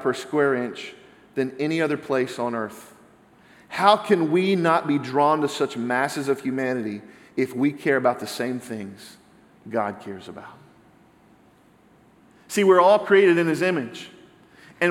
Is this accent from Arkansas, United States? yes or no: yes; the Heights area, Arkansas, United States; I've always considered myself sort of a city kid. I grew up in the Heights area